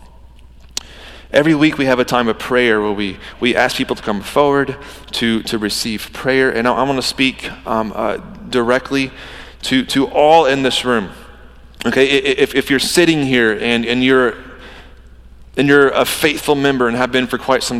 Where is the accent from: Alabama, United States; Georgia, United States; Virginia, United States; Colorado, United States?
Georgia, United States; I'm from Georgia